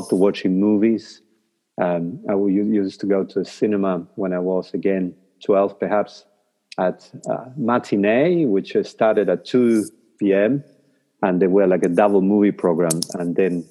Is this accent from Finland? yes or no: no; Paraná, Entre Ríos, Argentina; first language Spanish; English is a second language; moved away as an adult; now in New Zealand; when I was a kid in my hometown in Paraná, in Argentina